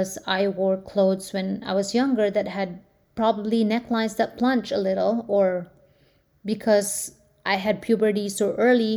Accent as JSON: {"language": "English", "country": "Philippines", "tie": "born or raised there", "moved": "yes", "lives_now": "United States", "said": "I grew up in the Philippines"}